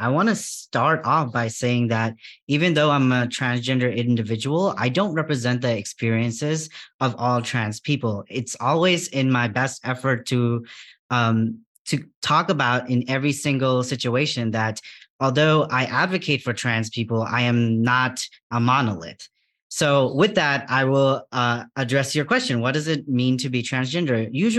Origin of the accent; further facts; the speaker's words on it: Bangladesh; English is a second language; Even in my home country of Bangladesh, the first time I actually had exposure to people with gender diverse identities was the Hijra community